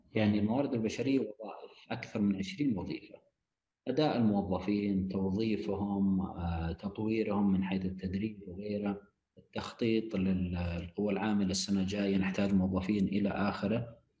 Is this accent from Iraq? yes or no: no; Saudi Arabia; لبلدنا المملكه العربيه السعوديه